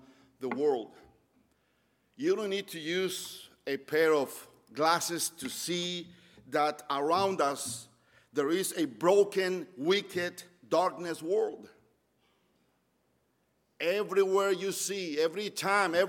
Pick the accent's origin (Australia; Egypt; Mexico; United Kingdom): Mexico; moved away as an adult; now in Roanoke, United States; I'm from Mexico. I moved 15 years ago